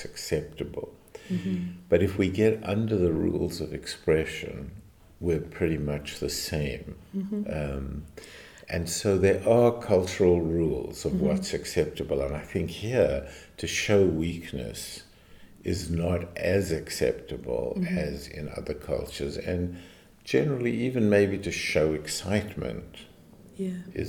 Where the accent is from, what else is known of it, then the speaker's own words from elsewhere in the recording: South Africa; moved away; also born or lived in United States; I come from South Africa, which was more British in my upbringing